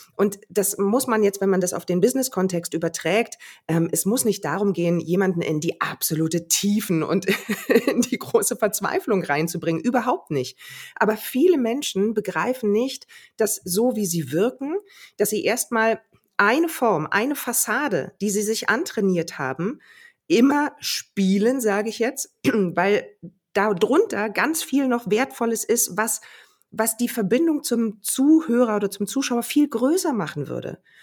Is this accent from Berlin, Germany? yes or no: yes; Berlin, Germany; Also dafür liebe ich auch Berlin zu sehr, meine Heimat